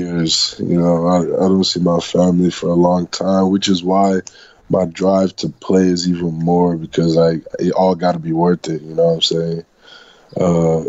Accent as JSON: {"language": "English", "region": "Scotland", "country": "United Kingdom", "moved": "yes", "lives_now": "Michigan, United States", "said": "I'm Scottish"}